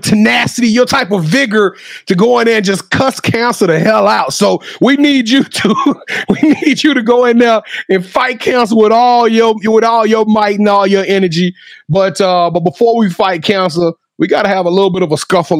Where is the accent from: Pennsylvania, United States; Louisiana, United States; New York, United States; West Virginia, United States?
Louisiana, United States; I'm from Louisiana.